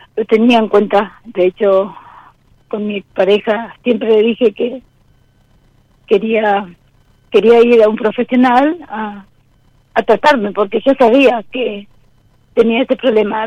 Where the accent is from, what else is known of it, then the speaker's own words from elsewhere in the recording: Paraguay; moved away as an adult; now in Zárate, Argentina; soy extranjera, ahora en este momento estoy estoy en una provincia acá de, Buenos Aires, en Zárate. Eh, soy de soy de Paraguay